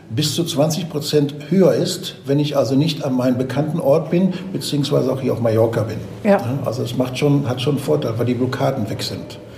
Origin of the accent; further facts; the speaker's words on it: Bavaria, Germany; Aber auch wenn ich von meinem Heimatort als Beispiel äh, äh, äh, von Bayern Süd nach Bayern Nord äh, fahre und nach München fahre